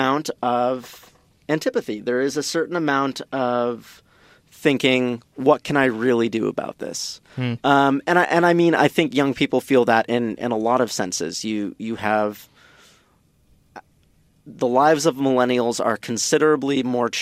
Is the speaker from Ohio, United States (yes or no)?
no; San Mateo, California, United States; This is my hometown. This is my hometown